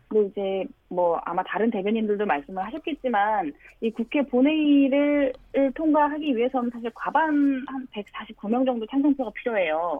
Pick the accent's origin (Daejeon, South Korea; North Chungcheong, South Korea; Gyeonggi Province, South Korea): North Chungcheong, South Korea; Cheongju; moved away; 저는 고향이 청주여서요